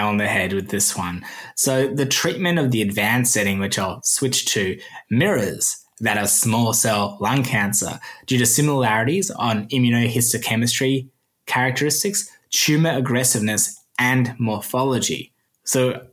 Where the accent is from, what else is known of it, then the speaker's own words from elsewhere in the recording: Australia; accent: Australian; my Australian accent